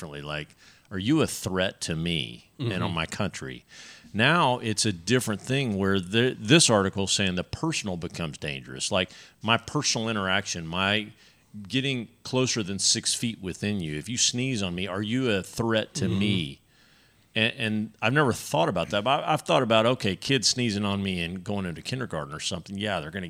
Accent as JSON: {"language": "English", "region": "Texas", "country": "United States", "said": "as a Texan"}